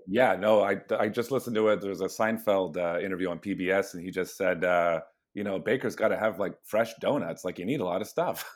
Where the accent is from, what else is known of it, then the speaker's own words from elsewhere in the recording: Hamilton, Ontario, Canada; now in Toronto, Canada; we're all from Hamilton, uh, but we're all based in Toronto.